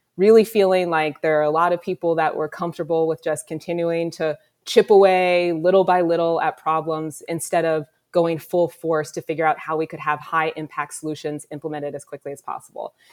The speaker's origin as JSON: {"language": "English", "town": "Columbus", "region": "Ohio", "country": "United States", "tie": "born or raised there", "said": "I was born here in Columbus, given up for adoption. I lived in a foster home as an infant and was adopted and raised on, on the east side of the city"}